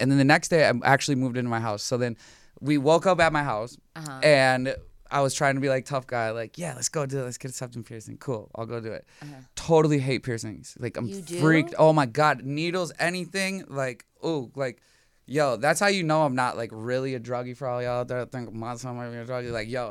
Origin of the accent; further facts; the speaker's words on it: Minnesota, United States; Like I'm from Minnesota.